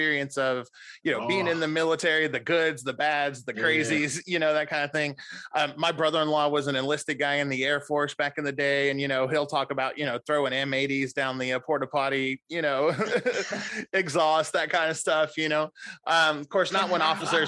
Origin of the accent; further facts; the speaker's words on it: Clarksville, Tennessee, United States; I grew up in Clarksville